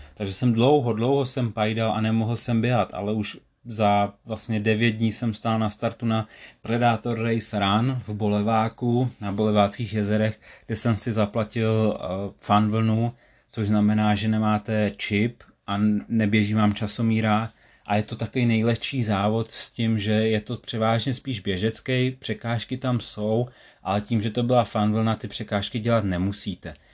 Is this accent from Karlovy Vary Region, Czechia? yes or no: yes; Sokolov area, Karlovy Vary Region, Czechia; u nás na Sokolovsku